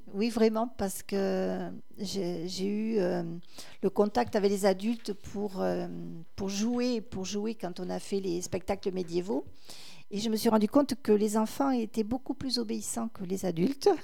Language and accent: French; Cabanac-et-Villagrains, Nouvelle-Aquitaine, France; quand j'étais à l'école de Cabanac en CME1